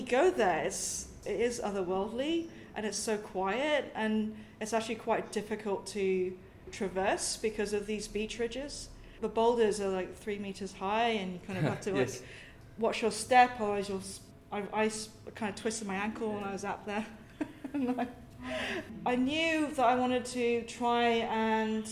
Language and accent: English; Sai Kung, Hong Kong; also born or lived in United Kingdom; specifically in Hong Kong, my hometown, Sai Kung, it's a fishing village